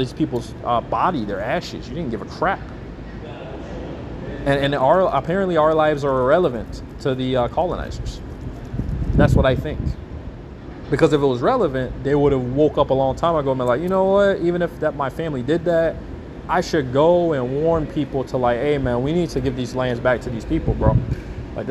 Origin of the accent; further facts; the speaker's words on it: Alaska, United States; When I grew up in Alaska